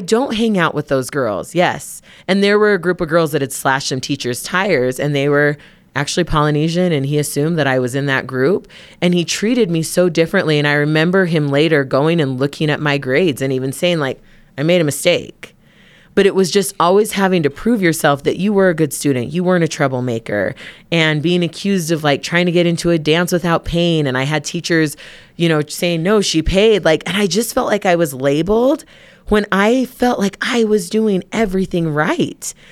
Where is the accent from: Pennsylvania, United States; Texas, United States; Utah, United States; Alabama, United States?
Utah, United States; Provo; we're from Utah. We grew up in Provo.